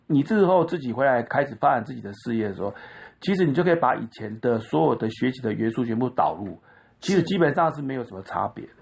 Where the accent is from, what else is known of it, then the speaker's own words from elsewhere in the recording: Taichung, Taiwan; 因为我在台中长大，我们台中就是在光复国小跟双十国中